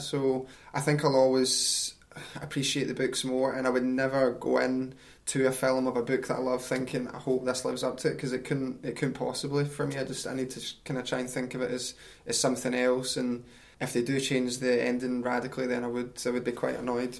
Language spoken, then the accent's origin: English; East Kilbride, Scotland, United Kingdom; also born or lived in Glasgow; I grew up in East Kilbride, which is a great wee town